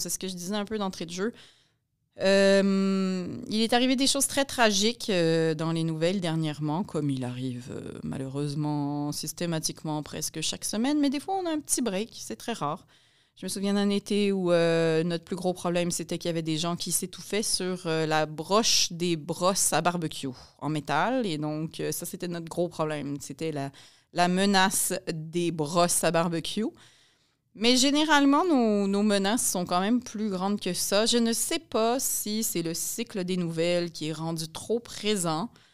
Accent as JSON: {"language": "French", "town": "Montreal", "region": "Quebec", "country": "Canada", "tie": "born or raised there", "also_born_or_lived": "France", "said": "moi, je suis née à Montréal. Mon mari est né à Montréal. Donc, on est très, très urbain et très, très montréalais"}